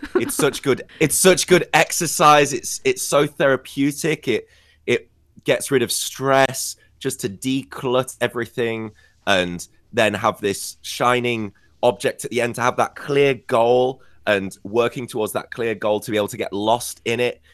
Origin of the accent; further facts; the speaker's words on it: Scarborough, Yorkshire and the Humber, United Kingdom; in my hometown we also have a special kind of boat race in hmm. Scarborough in in the northeast